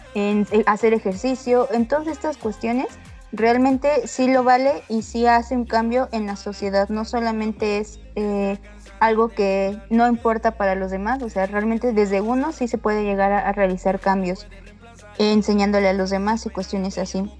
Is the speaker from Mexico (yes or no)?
yes; Mexico; para que esto no nos siga manchando como mexicanos